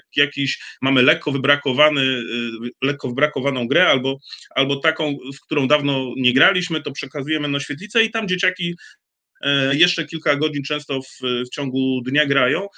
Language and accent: Polish; Bytom, Silesian Voivodeship, Poland; u nas w Bytomiu